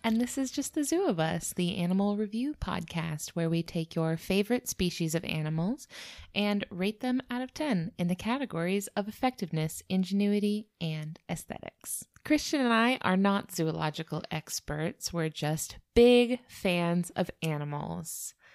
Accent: United States; we're from America

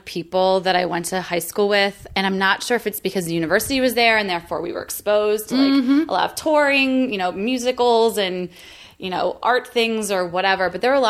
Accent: rural Pennsylvania, United States; moved away; both movie theaters in my hometown were being renovated at the same time. So if I wanted to see a movie, we had to drive for an hour.

